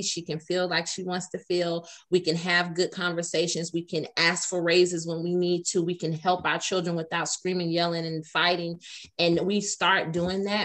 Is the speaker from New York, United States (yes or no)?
no; Atlanta, Georgia, United States; I'm from Atlanta